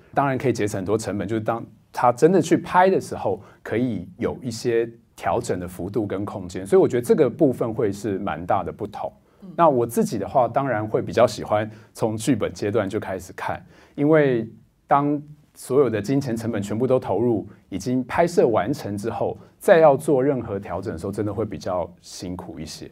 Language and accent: Chinese; Hualien, Hualien County, Taiwan; moved away; 我是花莲人，然后我是念花莲高中的